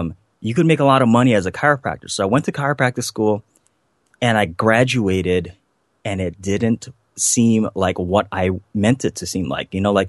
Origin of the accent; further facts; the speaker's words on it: Hawaii, United States; growing up on the North Shore of Hawaii, I didn't come from much. You know, we didn't have much. You know, the house that I grew up in had a big hole in the roof.